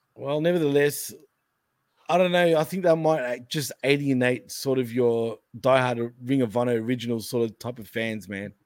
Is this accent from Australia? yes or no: yes; Australia; accent: Australian; I'm Australian